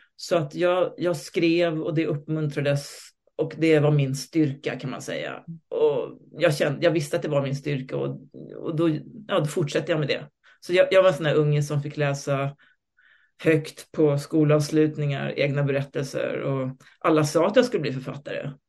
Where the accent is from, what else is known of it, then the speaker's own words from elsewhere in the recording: Stockholm, Stockholm County, Sweden; also born or lived in Moscow; Jag är född i Stockholm på 60-talet med en svensk och en rysk förälder